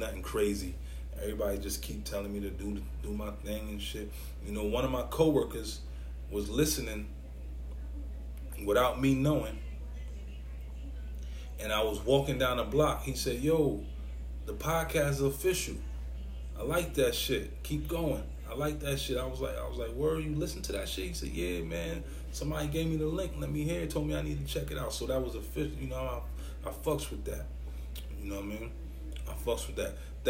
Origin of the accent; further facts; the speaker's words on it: New York City, New York, United States; I'm from New York City. I'm from Brooklyn